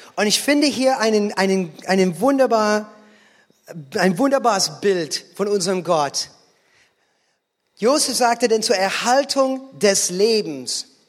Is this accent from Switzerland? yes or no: no; United States; German is a second language; moved away; als Amerikaner